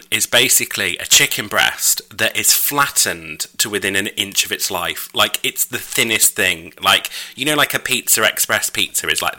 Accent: York, Yorkshire and the Humber, United Kingdom; I went past through York on the train. I didn't get off on my hometown. I mean, I love where I'm from, and I'm proud of it

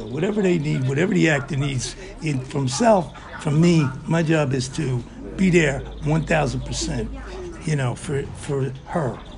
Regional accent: New York City, New York, United States; moved away; also born or lived in Italy; When I grew up in the Bronx

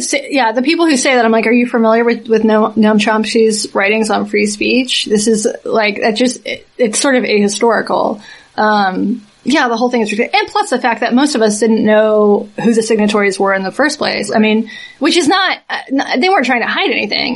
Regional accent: Southeast, United States; I'm from the Southeast

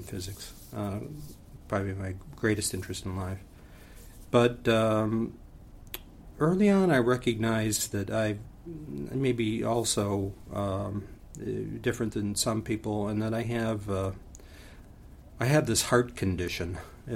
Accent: Niles, Michigan, United States; my hometown cemetery. It's called the Silver Brook Cemetery in Niles, Michigan.

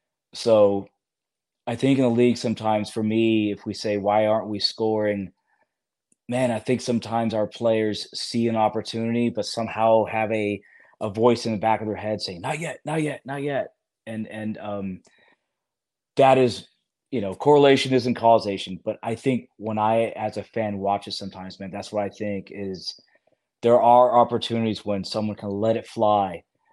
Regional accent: Germany; because I grew up in Germany. My father was in the Air Force. I watched the German national team.

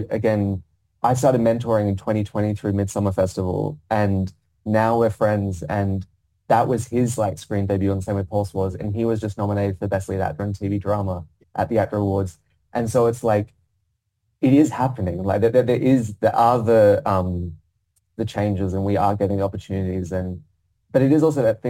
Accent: Perth, Western Australia, Australia; accent: Australian; moved away as an adult; now in London, United Kingdom; as an Australian actor in a classical play in the West End, playing a lead role and speaking Chekhov in my accent

